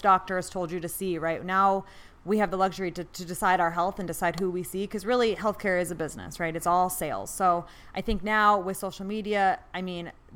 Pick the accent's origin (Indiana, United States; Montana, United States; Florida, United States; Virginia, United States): Montana, United States; Bozeman; moved away as an adult; now in Phoenix, United States; I grew up in Bozeman, Montana, and went to undergrad at Montana State